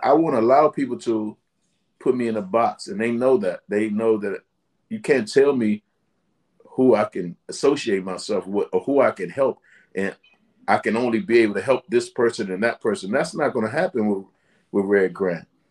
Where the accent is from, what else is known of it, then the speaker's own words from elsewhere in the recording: Washington, District of Columbia, United States; I grew up in Southeast Washington, D.C.